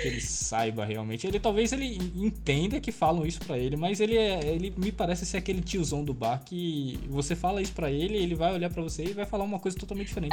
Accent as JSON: {"language": "Portuguese", "region": "Pernambuco", "country": "Brazil", "tie": "born or raised there", "also_born_or_lived": "São Paulo", "said": "Eu nasci em São Paulo, mas eu sou criado aqui em Pernambuco. Então eu me considero ah, pernambucano."}